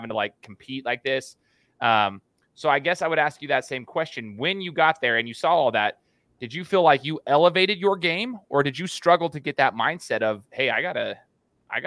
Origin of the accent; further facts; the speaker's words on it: United States; also born or lived in Brazil; born and raised in the United States